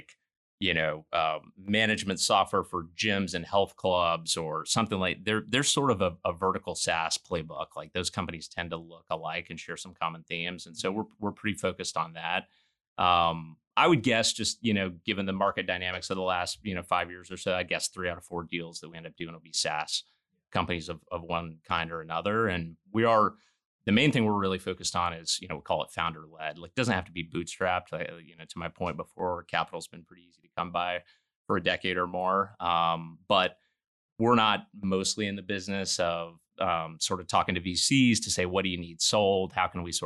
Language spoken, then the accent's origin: English; Arkansas, United States; I grew up in Arkansas in a little town north of Little Rock